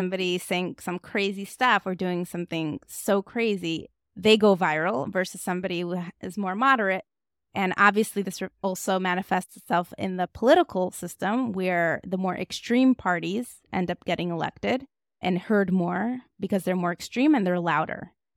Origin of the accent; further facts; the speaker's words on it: Moscow, Russia; moved away; I was raised in Moscow, Russia